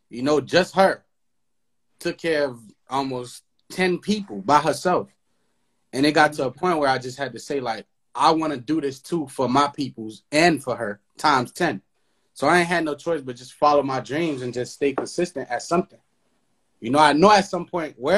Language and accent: English; Haiti; now in United States; Because I grew up in Haiti. I was raised in Haiti until I came here for school